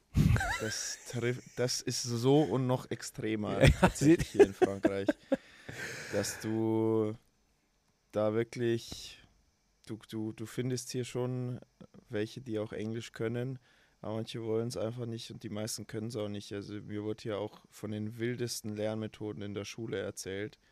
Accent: Emmerting, Bavaria, Germany; also born or lived in Altötting; Ich bin im Krankenhaus in Altötting geboren und aufgewachsen im kleinen Dorf neben Altötting, das heißt Emmerting

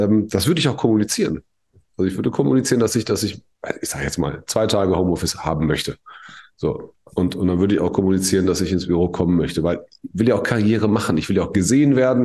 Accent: Germany; bei uns in Deutschland

